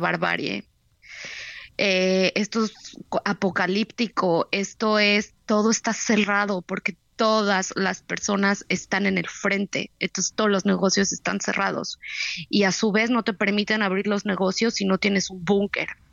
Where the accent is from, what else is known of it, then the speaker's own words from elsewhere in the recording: Mexico; now in Tel Aviv, Israel; Somos, somos mexicanos